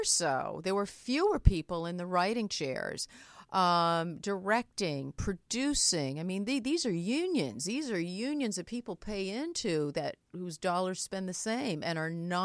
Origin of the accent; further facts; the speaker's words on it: Maine, United States; I'm from Maine. We were farmers